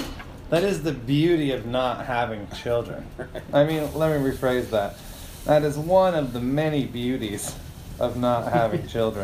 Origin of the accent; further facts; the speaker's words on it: Wales, United Kingdom; I'm from Wales, and that's just how we say it there.